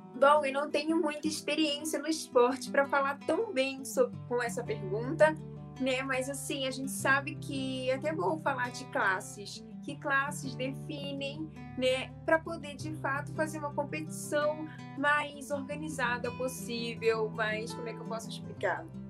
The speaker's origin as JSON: {"language": "Portuguese", "region": "Rio de Janeiro", "country": "Brazil", "tie": "born or raised there", "said": "nasci e moro no Rio de Janeiro"}